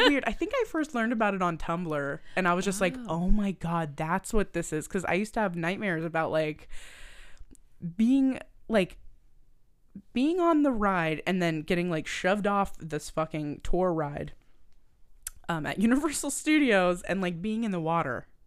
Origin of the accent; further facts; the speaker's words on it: Halifax, Nova Scotia, Canada; I'm from Nova Scotia. If you guys don't know, I'm from Halifax, Nova Scotia